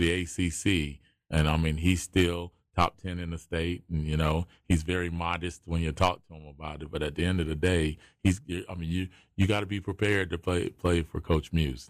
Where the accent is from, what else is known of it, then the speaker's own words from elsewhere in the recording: Wilmington, North Carolina, United States; I grew up in Wilmington and we moved out to College Acres right there on the edge of the campus